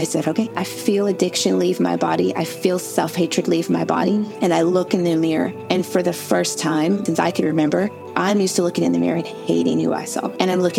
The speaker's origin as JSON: {"language": "English", "region": "Indiana", "country": "United States", "said": "I'm from the Midwest."}